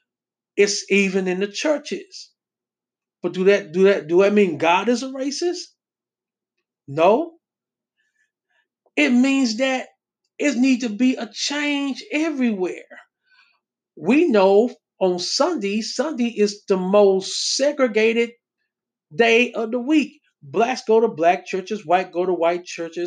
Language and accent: English; Texas, United States; I come from Texas.